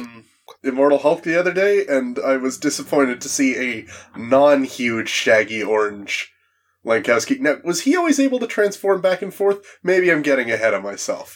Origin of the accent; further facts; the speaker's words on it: Canada; I'm from Canada